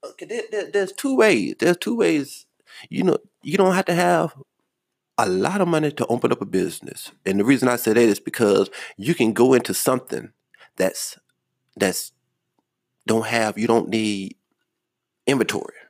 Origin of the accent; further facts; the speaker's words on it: Charlotte, North Carolina, United States; I'm from Charlotte